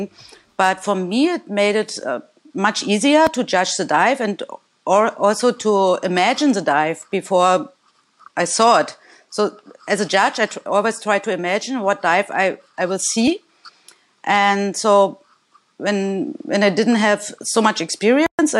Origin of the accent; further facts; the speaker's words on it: Germany; from Germany, and I'm a former diver.